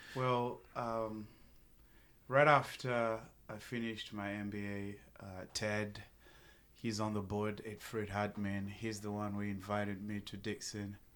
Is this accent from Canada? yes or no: no; Zimbabwe; moved away as an adult; also born or lived in Tennessee; now in United States; born and raised in Zimbabwe, moved to the United States of America, uh, back in two thousand eight